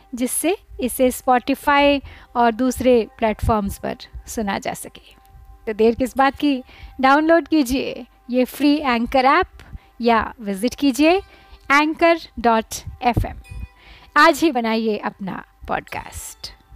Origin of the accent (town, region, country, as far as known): India